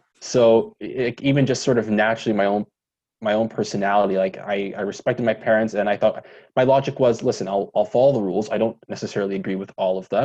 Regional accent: Ottawa, Ontario, Canada; So I was born in Ottawa, Ontario. I would say I had a very typical middle-class Ottawa suburb upbringing.

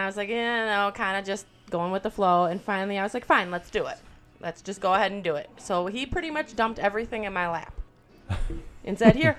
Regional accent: Wisconsin, United States; we're from Wisconsin

